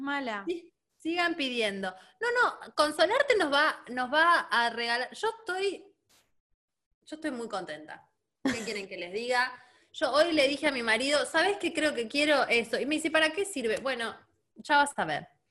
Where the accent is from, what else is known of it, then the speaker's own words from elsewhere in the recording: Neuquén, Argentina; also born or lived in Buenos Aires; eso es re de Neuquina, porque, porque eh, Neuquén está muy cerca de Chile